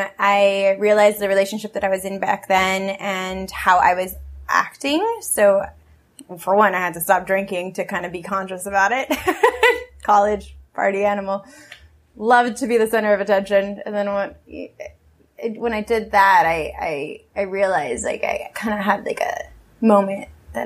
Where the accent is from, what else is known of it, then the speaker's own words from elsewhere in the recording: Peru; I thought everything was supposed to be handed to me the way it was when I was growing up in Peru.